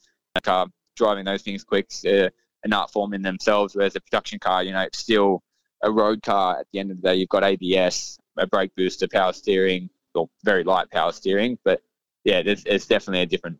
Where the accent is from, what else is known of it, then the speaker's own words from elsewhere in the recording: Sydney, New South Wales, Australia; Cam and I, obviously, he's from Canberra, I'm from Sydney, so he's a little bit older than me.